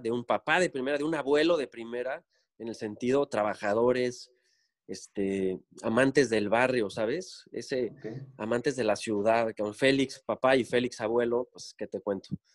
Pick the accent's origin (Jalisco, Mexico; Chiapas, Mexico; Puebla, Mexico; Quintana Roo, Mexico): Quintana Roo, Mexico; Cancún; regreso a Cancún porque viví de chico en Cancún, es decir, secundaria y prepa las hice aquí. Tengo 43 años, nací en 76 y del, del 89 al 95 viví en Cancún por trabajo de mi papá.